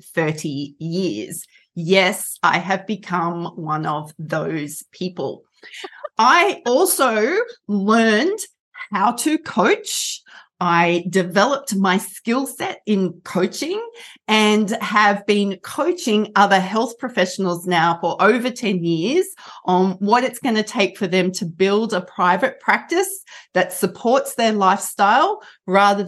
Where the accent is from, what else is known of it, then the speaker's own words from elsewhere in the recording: Australia; I'm an Australian, which is why I sound like this.